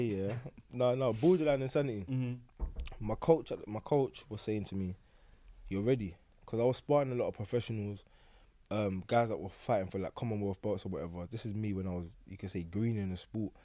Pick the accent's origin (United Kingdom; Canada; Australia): United Kingdom; London; I grew up on Forest Gate, Stratford